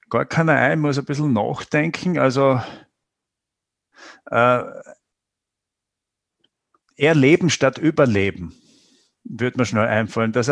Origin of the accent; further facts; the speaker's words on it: Styria, Austria; ich persönlich weder noch, aber ich würde sagen, äh, als Steirer schon ein Wein.